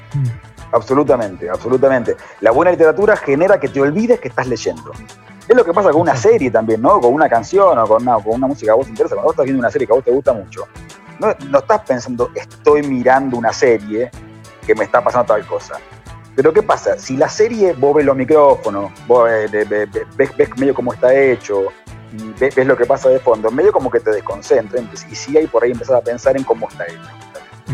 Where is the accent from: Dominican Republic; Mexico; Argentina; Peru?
Argentina; somos argentinos